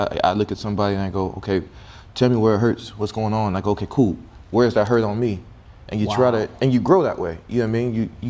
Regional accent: Dallas, Texas, United States; I'm from Texas, Dallas, Texas.

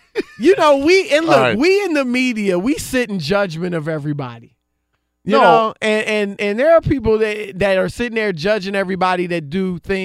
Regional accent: Ohio, United States; I mean, again, I'm from Ohio. I'm an Ohio State fan

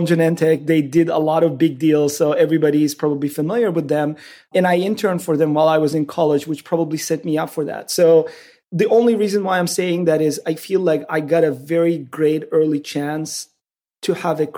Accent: Istanbul, Turkey; accent: Turkish; English is a second language; moved away as an adult; also born or lived in Morocco / Brazil; growing up in Turkey, in Istanbul

